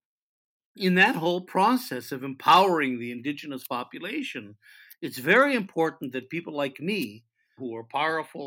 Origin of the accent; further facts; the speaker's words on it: United States; now in Israel; I came from the United States. I wasn't born here